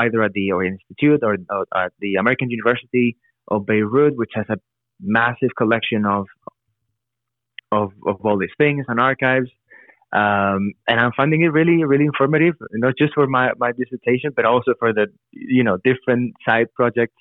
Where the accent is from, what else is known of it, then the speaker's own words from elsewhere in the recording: Madrid, Community of Madrid, Spain; now in United States; growing up in Madrid or going to school in Madrid, when I moved to the US